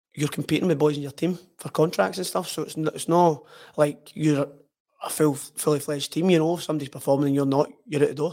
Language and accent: English; Hamilton, Scotland, United Kingdom; I grew up in Woodhead, a place in Hamilton called Woodhead